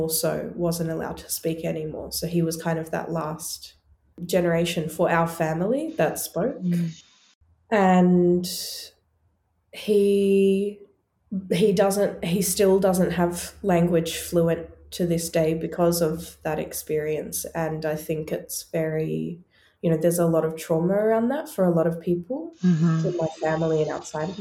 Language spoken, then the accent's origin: English; Australia; So I was born and raised in Australia